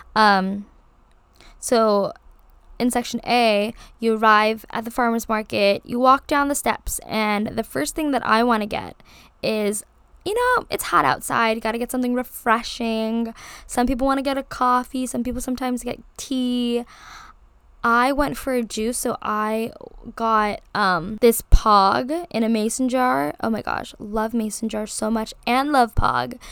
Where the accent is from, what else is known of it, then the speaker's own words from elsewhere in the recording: Hawaii, United States; being born and raised in Hawaii, I live, like, ten minutes down from Waikiki Beach